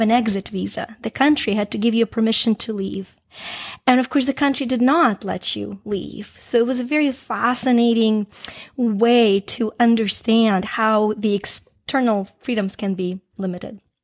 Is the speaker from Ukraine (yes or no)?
yes; Ukraine; moved away; I grew up in Ukraine back when it was a part of the Soviet Union. Um, I left shortly after it became independent.